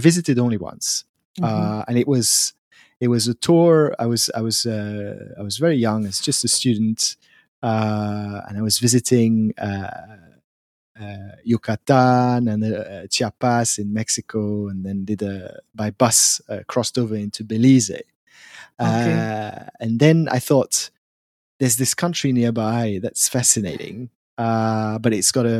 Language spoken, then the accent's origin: English; Switzerland; coming from Switzerland